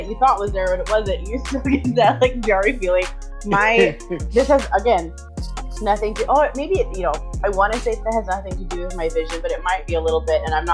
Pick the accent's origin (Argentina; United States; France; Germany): United States; Southern California; I'm from Southern California.